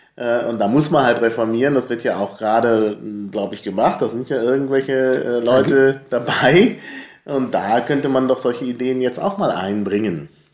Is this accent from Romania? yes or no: no; North Rhine-Westphalia, Germany; moved away; also born or lived in Franconia, Bavaria; ich bin ja in Nordrhein-Westfalen zur Schule gegangen